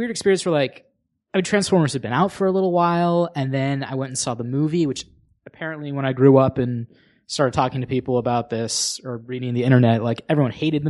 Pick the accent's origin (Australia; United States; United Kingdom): United States; Sacramento, California; Yeah, I'm from Sacramento.